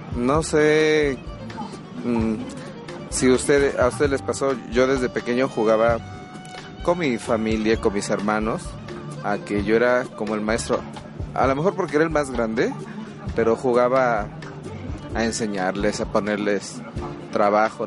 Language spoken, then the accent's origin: Spanish; Tehuacán, Puebla, Mexico; soy de Tehuacán, Puebla